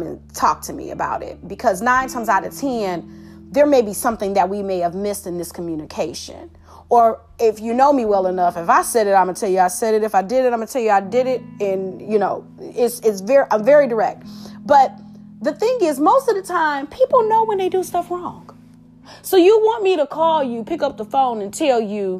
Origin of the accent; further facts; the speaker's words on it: Detroit, Michigan, United States; I'm from Detroit, so 313